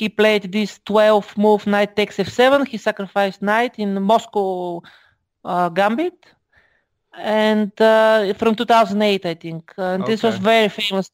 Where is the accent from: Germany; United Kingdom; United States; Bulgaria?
Bulgaria; I am from Bulgaria, of course.